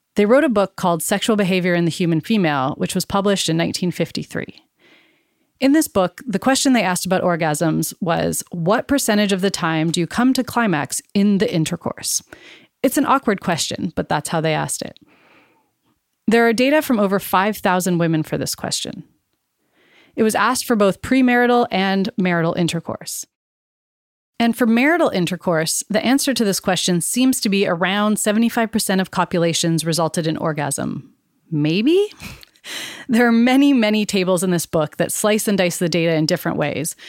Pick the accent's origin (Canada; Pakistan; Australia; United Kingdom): Canada; I was born and raised in Canada, where my family and I are settlers.